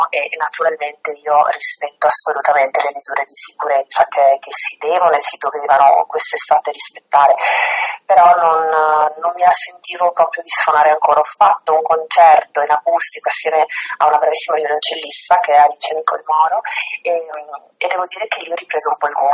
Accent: Trieste, Friuli-Venezia Giulia, Italy; also born or lived in Rome; sono di Trieste, no? quindi un ambiente molto diverso da quello a cui ero abituata a casa

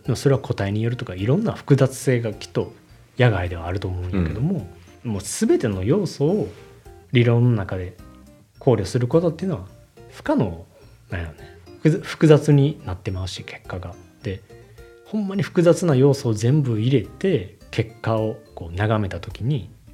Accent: Japan; first language Japanese; 僕は日本人やから、その、母語で、つまり日本語

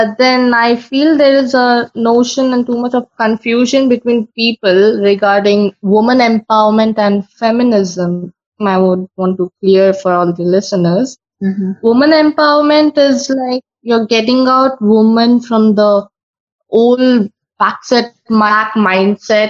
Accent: Mangalore, Karnataka, India; I am from Karnataka, Mangalore.

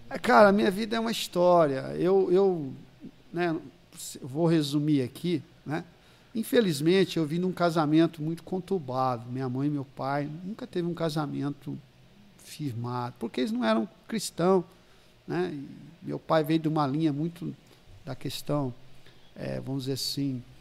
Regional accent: Ribeirão Preto, São Paulo, Brazil; Nasci aqui, né, em 1964. E cresceu até os sete aqui na Vila Virgínia, até os sete e meio.

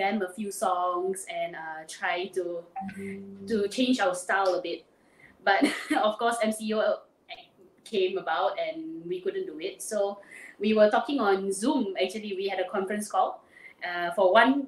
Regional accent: Penang, Malaysia; I'm from Penang, born and bred

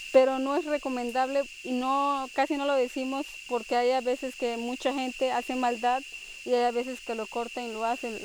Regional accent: Nahá, Chiapas, Mexico; moved away as an adult; now in Chajul, Mexico; Soy originaria La Candona Maya y yo nací en Naja, que es parte de Mesaboc, que son, que es la zona este, la Candona

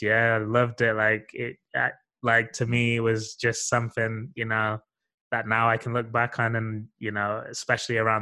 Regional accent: Sheffield, Yorkshire and the Humber, United Kingdom; moved away as an adult; I'm from Sheffield originally.

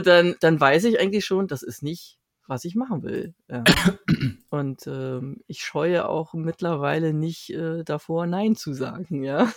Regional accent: Berlin, Germany; ich bin seit meiner Geburt hier in Berlin

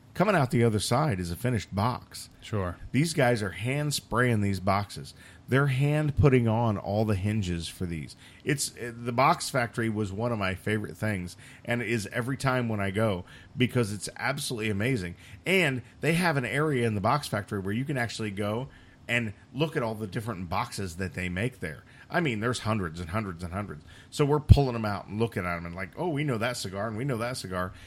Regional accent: Indiana, United States; I grew up in Indiana

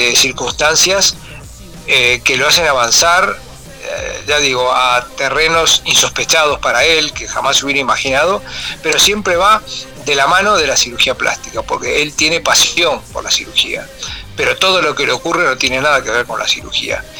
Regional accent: Montevideo, Uruguay; yo soy de Montevideo y nací, nací en el barrio, en el barrio de Parque Rodó, Punta Carretas

